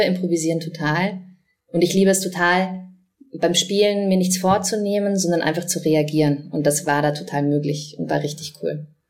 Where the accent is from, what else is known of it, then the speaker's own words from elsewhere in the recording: Vienna, Austria; accent: Wienerisch; ich bin ja in Wien aufgewachsen